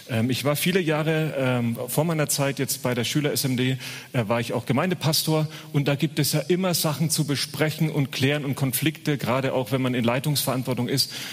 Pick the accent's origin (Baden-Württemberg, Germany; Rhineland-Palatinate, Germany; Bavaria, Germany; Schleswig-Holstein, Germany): Bavaria, Germany; accent: Franconian; ich bin gebürtiger Franke. Man hört es nicht mehr, aber ähm, ab und zu kommt es durch